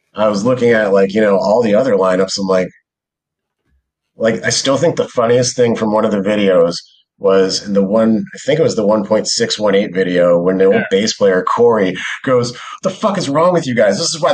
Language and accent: English; New York, United States; I'm from New York.